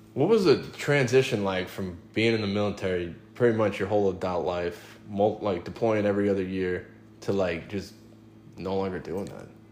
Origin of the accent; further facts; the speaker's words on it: New York, United States; I grew up in New York